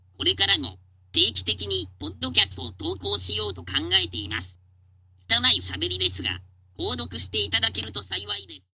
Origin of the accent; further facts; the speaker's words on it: Himeji, Hyogo, Japan; moved away as an adult; now in Tokyo, Japan; 僕はあの姫路に住んでいて